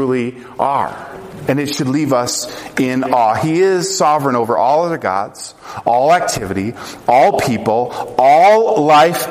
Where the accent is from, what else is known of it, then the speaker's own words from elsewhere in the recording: Colorado, United States; I grew up in Colorado